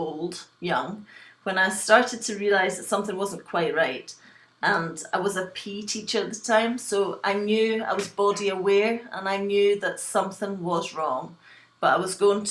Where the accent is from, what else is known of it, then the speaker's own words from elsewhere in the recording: west coast of Scotland, United Kingdom; also born or lived in Glasgow / Liverpool; I was born in Glasgow in Scotland, and I was brought up in a small fishing village on the west coast of Scotland